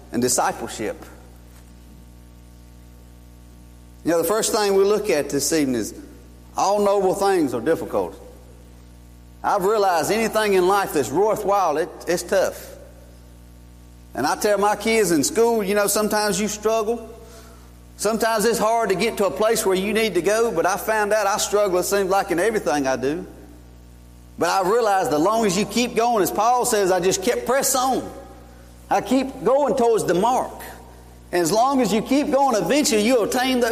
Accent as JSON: {"language": "English", "town": "Columbus", "region": "Georgia", "country": "United States", "tie": "born or raised there", "moved": "yes", "lives_now": "Stoneville, United States", "said": "I was born in Columbus, Georgia, 1971"}